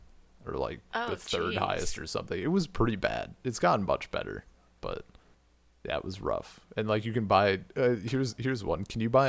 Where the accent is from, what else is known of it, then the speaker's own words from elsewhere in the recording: Wisconsin, United States; now in St. Petersburg, Russia; as a Wisconsinite, I'm used to having my alcoholic options.